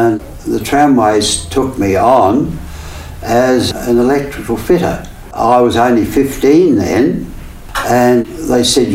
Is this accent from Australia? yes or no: yes; Adelaide, South Australia, Australia; In Adelaide.